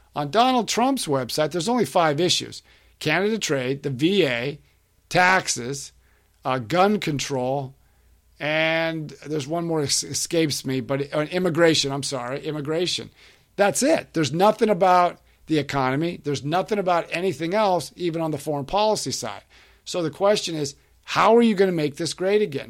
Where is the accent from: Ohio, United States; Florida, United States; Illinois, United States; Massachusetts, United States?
Florida, United States; my home state of Florida